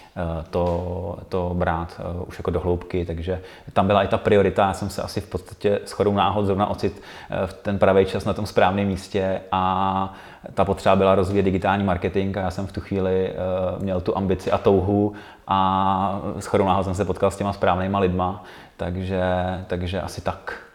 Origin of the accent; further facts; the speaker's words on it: Karlovy Vary, Karlovy Vary Region, Czechia; moved away as an adult; now in Prague, Czech Republic; Já jsem původem z Karlových Varů a, a tam je, je to jako malý město